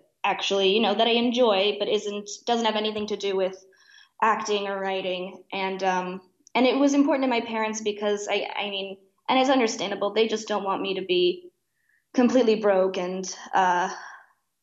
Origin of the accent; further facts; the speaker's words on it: Oak Park, Illinois, United States; I grew up in Oak Park, which is just outside Chicago.